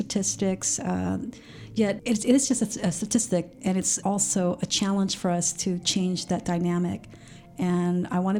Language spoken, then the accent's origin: English; California, United States; now in Sacramento, United States; I came from the Bay Area, and I'm sure if I started this technology company, it would be a different story in the Bay Area. Yet I was brought into the Sacramento region, you know, for personal reasons, to take care of my parents.